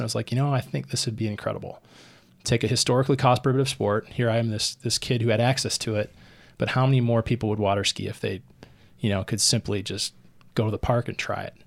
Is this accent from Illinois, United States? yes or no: yes; Rockford, Illinois, United States; moved away; also born or lived in Queens, New York; having lived in Queens, New York for nearly eleven years, to come back and have a different lens to, to look, you know, at Rockford, my hometown